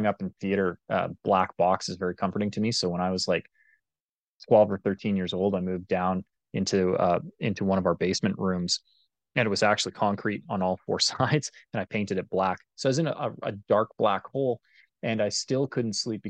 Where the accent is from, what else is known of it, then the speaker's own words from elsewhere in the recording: Calgary, Alberta, Canada; moved away as an adult; also born or lived in Vancouver, British Columbia; I grew up in Calgary, Alberta